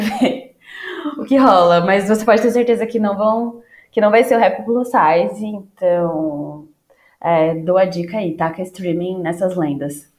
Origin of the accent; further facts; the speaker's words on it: São Paulo, Brazil; como paulistana